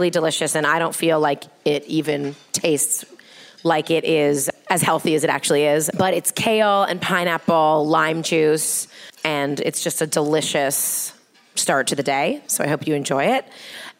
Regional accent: Toronto, Ontario, Canada; moved away as an adult; also born or lived in Manhattan; now in Brooklyn, United States; we're Canadians, so I grew up in Toronto

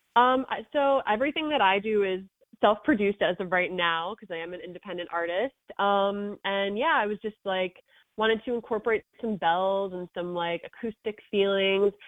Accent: Wantagh, New York, United States; I grew up in Wantagh

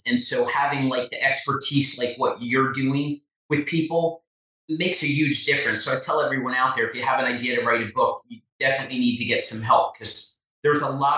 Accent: Chester, New Jersey, United States; also born or lived in Blairstown, New Jersey; I was born and raised in Chester, New Jersey

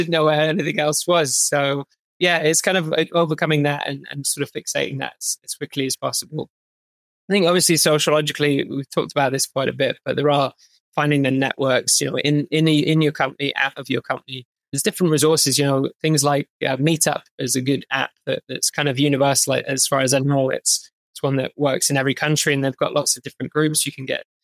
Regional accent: United Kingdom; moved away as an adult; as a Brit

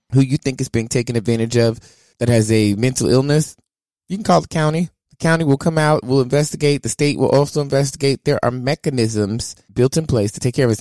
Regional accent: the South, United States; I'm from the South

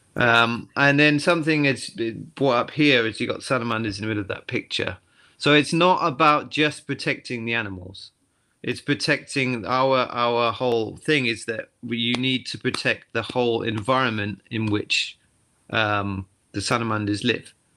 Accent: the Cotswolds, South West England, United Kingdom; moved away as an adult; now in Tottori, Japan; I'm from the Cotswolds in England, so I was a, you know, I've always been a country boy

